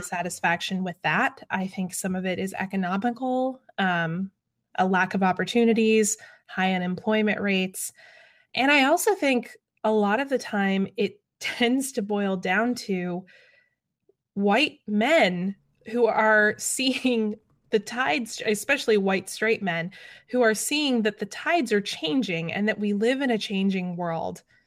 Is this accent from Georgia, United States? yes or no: yes; Atlanta, Georgia, United States; my hometown